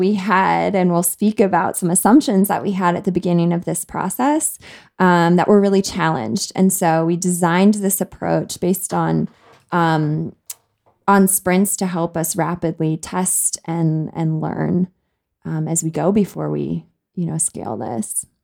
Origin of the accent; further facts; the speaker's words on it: United States; moved away as an adult; also born or lived in South Africa; now in Kenya; I was born and raised in the United States